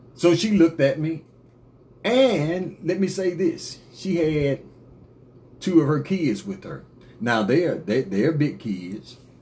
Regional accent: United States; I'm from America too.

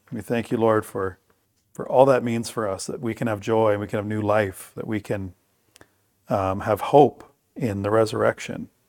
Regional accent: Bruce County, Ontario, Canada; we've been here now for a hundred and fifty years. So I would say our culture is thoroughly Bruce County

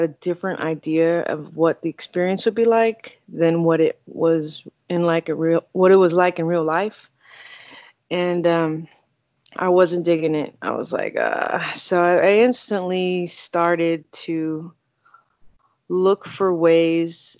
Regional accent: Houston, Texas, United States; moved away as an adult; also born or lived in California; I'm from Houston, and I am a barber

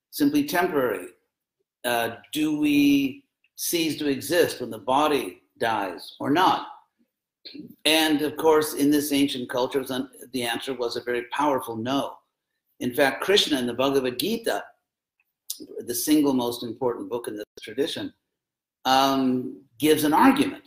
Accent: United States; accent: American; my American accent

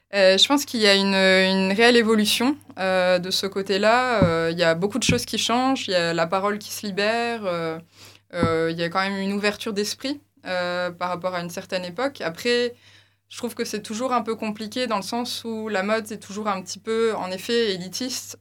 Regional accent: Tournai, Wallonia, Belgium; also born or lived in Lille; je suis originaire de Tournai.

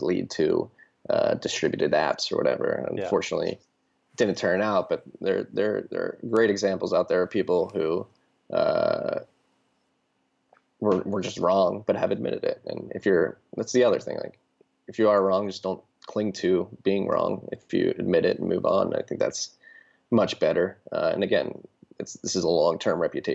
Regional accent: Philadelphia, Pennsylvania, United States; moved away; I'm from Philadelphia originally

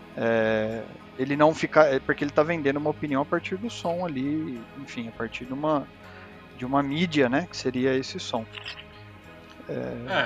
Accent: Osasco, São Paulo, Brazil; eu sou aqui da Zona Oeste, né, de Osasco

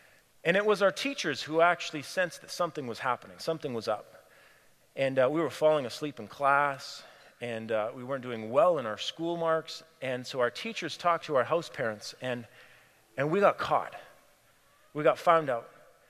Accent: Cameroon; I grew up in Cameroon, West Africa. And for my grade 11 year of high school, I went to a boarding school in Nigeria. And my parents stayed in Cameroon, the neighboring country.

